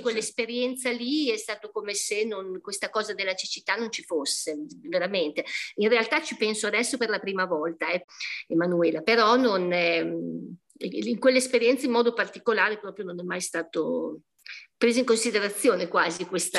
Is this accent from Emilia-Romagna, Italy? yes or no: yes; Modena, Emilia-Romagna, Italy; io sono di Modena